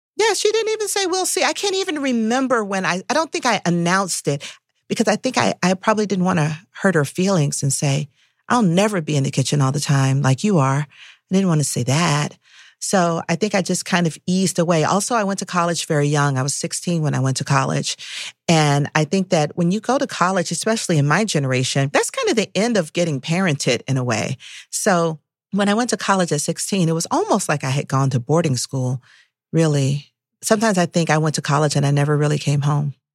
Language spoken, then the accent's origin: English; Atlanta, Georgia, United States; I was growing up in Atlanta, Atlanta was hyper-segregated